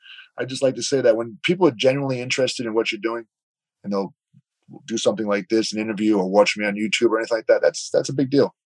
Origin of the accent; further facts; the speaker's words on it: East Coast, United States; I have a group of guys that I grew up with on the East Coast from grade school who were still friends to this day, close friends.